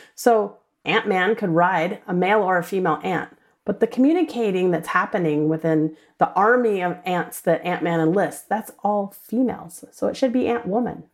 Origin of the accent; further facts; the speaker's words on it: New Orleans, Louisiana, United States; I grew up in New Orleans, Louisiana